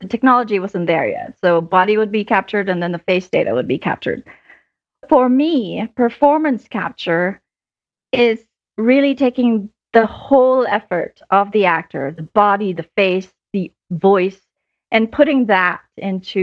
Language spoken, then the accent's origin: English; Philippines; moved away as an adult; now in United States; I grew up in the Philippines. I actually moved to the US about 20 years ago